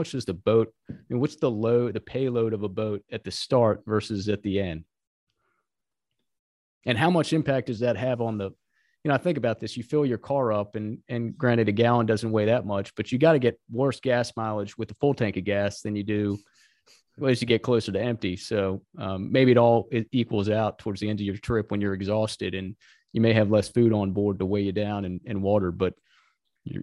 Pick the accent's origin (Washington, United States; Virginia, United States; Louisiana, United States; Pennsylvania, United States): Virginia, United States; Virginia Beach; also born or lived in Outer Banks; I grew up and have spent most of my time surfing in Virginia Beach and down in the Outer Banks.